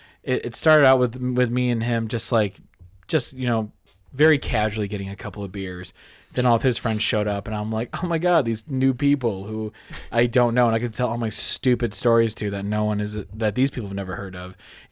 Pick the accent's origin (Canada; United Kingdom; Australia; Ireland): Ireland; Hey, I'm Irish.